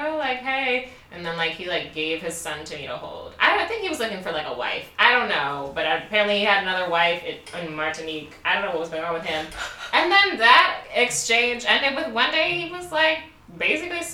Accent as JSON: {"language": "English", "town": "Baltimore", "region": "Maryland", "country": "United States", "said": "I'm from Baltimore"}